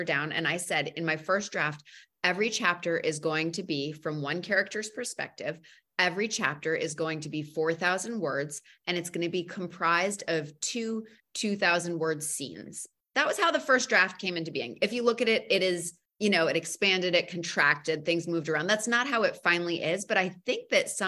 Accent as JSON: {"language": "English", "region": "New England", "country": "United States", "tie": "born or raised there", "said": "I grew up outside of New York. I grew up middle class in New England."}